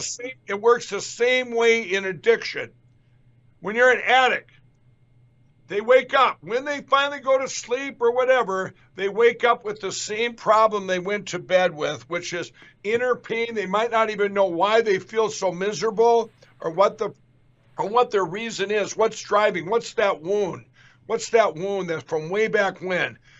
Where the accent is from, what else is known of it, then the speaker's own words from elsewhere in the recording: Carver, Minnesota, United States; that's where I grew up in Carver, Minnesota here